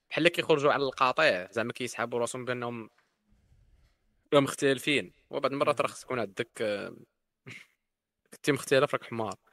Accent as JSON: {"language": "Arabic", "country": "Morocco"}